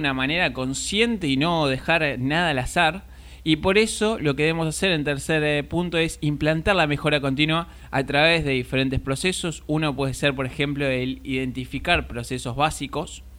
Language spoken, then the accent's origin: Spanish; Argentina; somos acá de Argentina